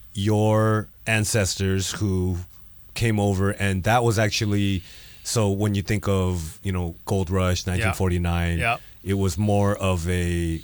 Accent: United States; born there; I mean, I was born in America, but my parents were born in China.

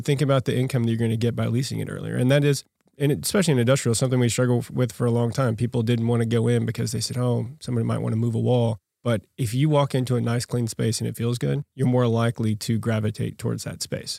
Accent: Yukon, Oklahoma, United States; Born and raised out in Yukon, Oklahoma

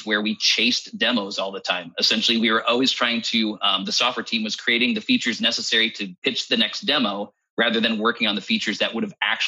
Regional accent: United States; as an American

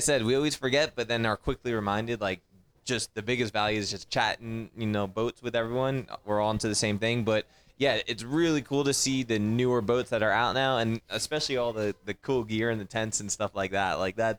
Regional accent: Long Island, New York, United States; moved away as an adult; I grew up on Long Island. Both of us grew up like power boating

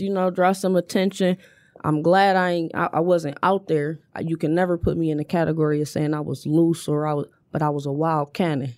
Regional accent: Inkster, Michigan, United States; born and raised on Oakwood

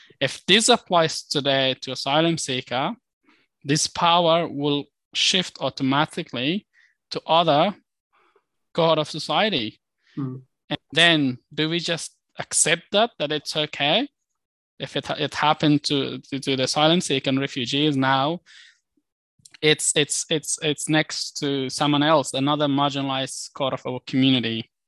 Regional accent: Australia; And I think as an Australian, we should sit and go through this information and reflect

